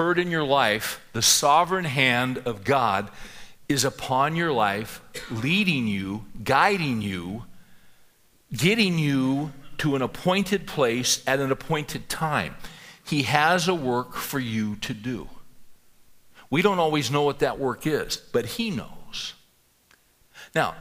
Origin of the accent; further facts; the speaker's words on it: San Joaquin Valley, California, United States; I grew up in the San Joaquin Valley in California, the agricultural region that runs north of Los Angeles.